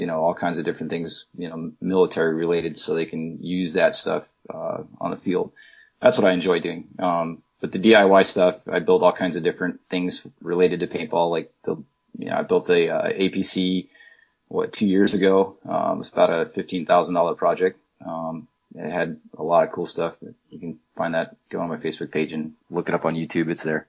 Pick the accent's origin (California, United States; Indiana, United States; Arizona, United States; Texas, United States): Texas, United States; Houston; Well, I'm from Houston, not Dallas